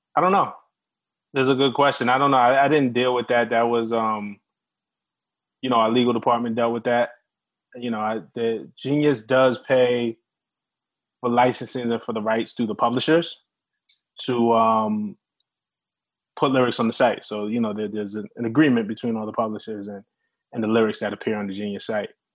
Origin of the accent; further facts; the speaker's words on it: New York City, New York, United States; we're both from Brooklyn